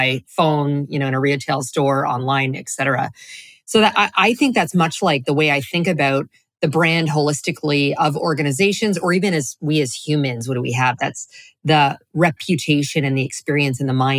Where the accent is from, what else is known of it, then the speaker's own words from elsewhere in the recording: Canada; moved away as an adult; now in Florida, United States; I'm originally from Canada, and then continued to, play that up until I moved to Florida a couple of years ago